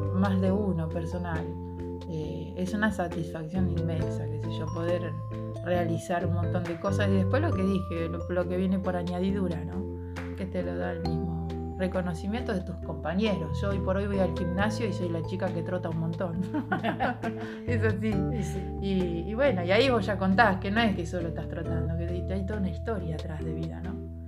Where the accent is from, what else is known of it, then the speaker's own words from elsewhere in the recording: Ramallo, Buenos Aires Province, Argentina; en mi pueblo, Ramallo